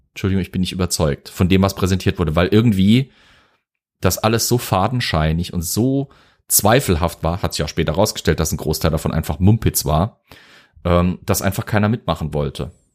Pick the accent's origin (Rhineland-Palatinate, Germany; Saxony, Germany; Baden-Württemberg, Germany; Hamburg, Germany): Rhineland-Palatinate, Germany; Zweibrücken; ich bin ja aus Zweibrücken, war ein US-Flughafen äh, eine ganze Weile lang, bis dann eben Rammstein das Ganze mitgeschluckt hat und der wichtigste Stützpunkt war. Bei uns in der Heimat